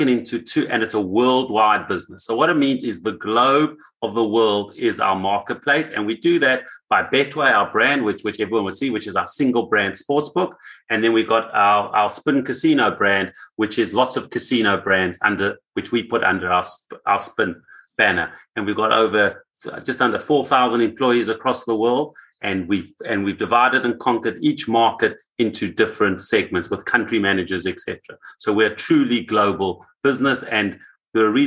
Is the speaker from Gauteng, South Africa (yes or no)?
yes; Johannesburg, Gauteng, South Africa; I was born in South Africa, Johannesburg, and when I finished my university